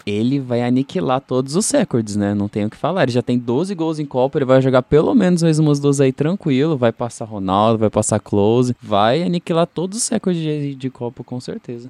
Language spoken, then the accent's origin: Portuguese; Brazil; como brasileiro